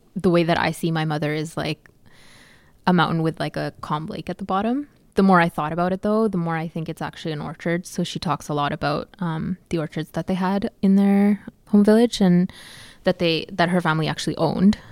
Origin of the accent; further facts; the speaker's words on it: Calgary, Alberta, Canada; I grew up in Calgary, and we are we're surrounded by the Rockies